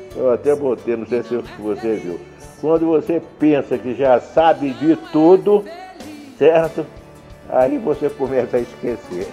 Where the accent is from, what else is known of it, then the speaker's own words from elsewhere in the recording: Rio de Janeiro, Brazil; now in Caldas Novas, Brazil; Nasci e fui criado no Rio de Janeiro